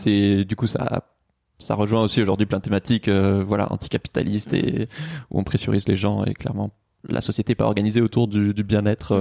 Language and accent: French; Toulouse, Occitania, France; moved away as an adult; now in Paris, France; j'ai grandi à Toulouse